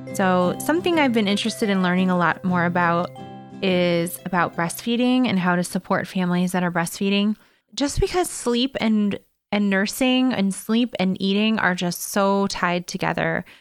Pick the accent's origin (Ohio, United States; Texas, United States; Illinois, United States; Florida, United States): Illinois, United States; Evergreen Park; here in Evergreen Park, my hometown